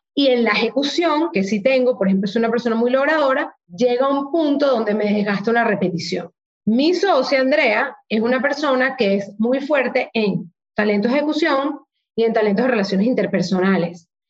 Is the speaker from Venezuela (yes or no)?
yes; Venezuela; moved away as an adult; also born or lived in Hong Kong; yo a los 18 salí de Venezuela